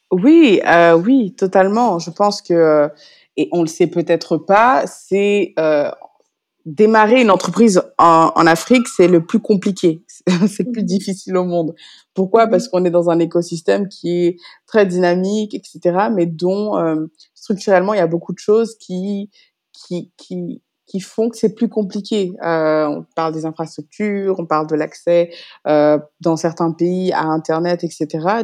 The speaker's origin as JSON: {"language": "French", "town": "Paris", "region": "Île-de-France", "country": "France", "tie": "born or raised there", "moved": "as an adult", "lives_now": "Dakar, Senegal", "said": "je suis née j'ai grandi en France, à Paris pour être précise"}